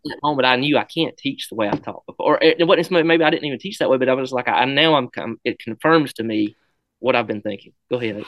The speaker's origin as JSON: {"language": "English", "town": "Brilliant", "region": "Alabama", "country": "United States", "tie": "born or raised there", "said": "over to Brilliant where my hometown was where I went to school at."}